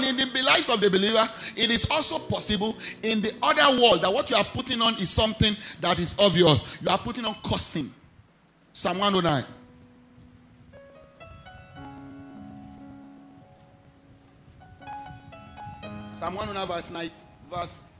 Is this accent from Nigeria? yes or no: yes; Ijebu-Ode, Ogun State, Nigeria; I am not from Ijebuode. I was born there.